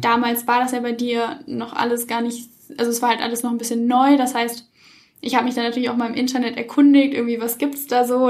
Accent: Cologne, North Rhine-Westphalia, Germany; moved away as an adult; now in Munich, Germany; komme ursprünglich aus Köln, bin jetzt aber fürs Studium nach München gezogen

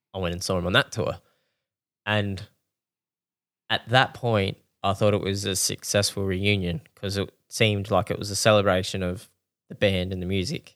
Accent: Australia; we're Australian

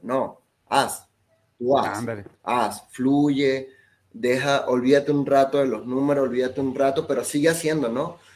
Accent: Venezuela; now in Mexico; acá no soy mexicano y allá no soy venezolano

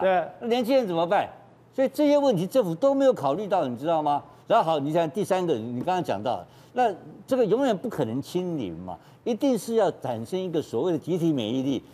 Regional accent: Taiwan; 我们台湾人

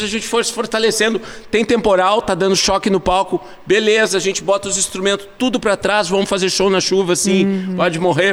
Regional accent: Tramandaí, Rio Grande do Sul, Brazil; a gente é de Tramanda

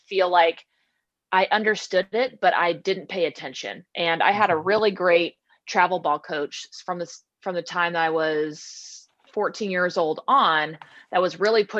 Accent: Southern California, United States; also born or lived in Washington; growing up in Southern California

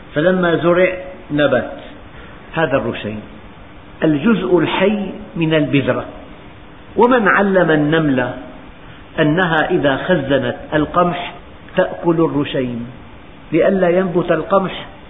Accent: Syria; بلدنا سوريا

